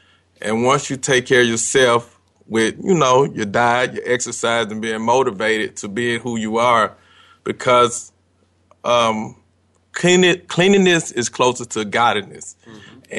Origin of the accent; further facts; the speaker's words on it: Atlanta, Georgia, United States; I'm from Atlanta, Georgia.